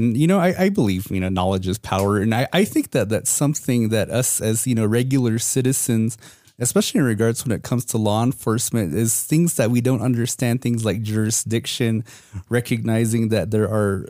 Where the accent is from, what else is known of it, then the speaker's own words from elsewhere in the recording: Moenkopi, Arizona, United States; Me being from Munqapi, I know all too well about those jurisdictional issues.